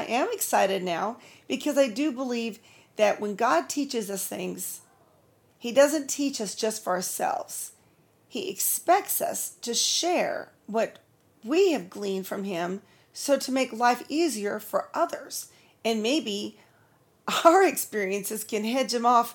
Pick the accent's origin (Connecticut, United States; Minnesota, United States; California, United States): California, United States; moved away as an adult; also born or lived in Nebraska / Texas; Then we moved on to California, lived with my family till I was 23